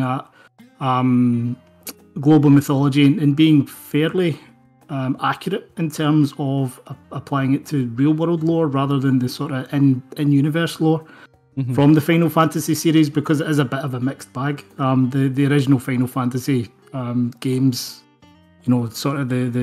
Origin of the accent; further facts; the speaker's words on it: Scotland, United Kingdom; I'm an author from Scotland.